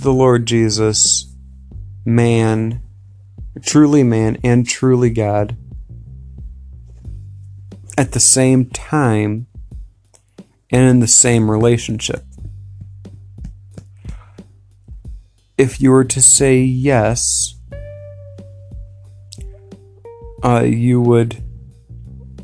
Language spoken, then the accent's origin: English; United States; me as an American